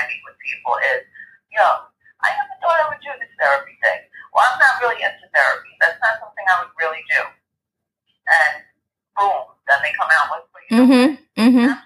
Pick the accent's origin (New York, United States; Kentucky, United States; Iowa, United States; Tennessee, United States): New York, United States; accent: quirky cadence; I am from New York. I'm a New York State licensed social worker